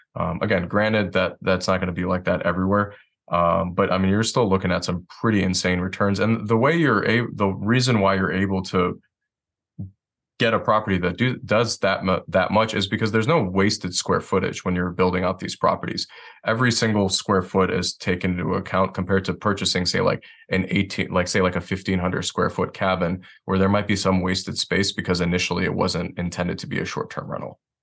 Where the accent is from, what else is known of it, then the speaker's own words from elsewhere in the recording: Detroit, Michigan, United States; moved away as an adult; now in Asheville, United States; I'm originally from Detroit, Michigan